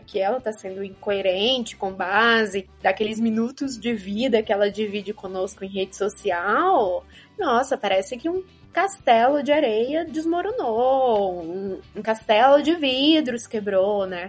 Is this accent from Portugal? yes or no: no; Rio Grande do Norte, Brazil; accent: potiguar; now in Ribeirão Preto, Brazil; não estranhem o sotaque, eu sou potiguar e ele costuma florar nesses momentos